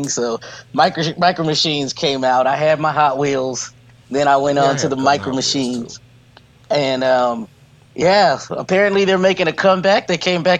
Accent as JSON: {"language": "English", "region": "California", "country": "United States", "tie": "born or raised there", "moved": "yes", "lives_now": "Georgia, United States", "said": "I was raised in California"}